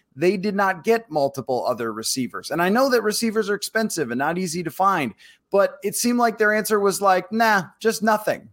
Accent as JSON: {"language": "English", "town": "Buffalo", "region": "New York", "country": "United States", "tie": "born or raised there", "moved": "yes", "said": "I grew up in Buffalo."}